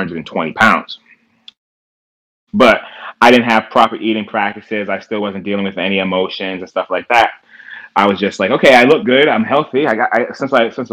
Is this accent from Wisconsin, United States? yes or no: no; Providence, Rhode Island, United States; I grew up in Southside Providence